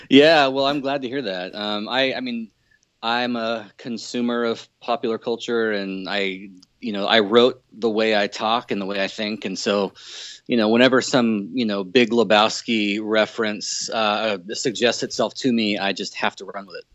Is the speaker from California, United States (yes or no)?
yes; Southern California, United States; moved away as an adult; now in Seattle, United States; I come from uh, Southern California and moved up to the Northwest in 04. So I've been up here for about 12 and a half years or so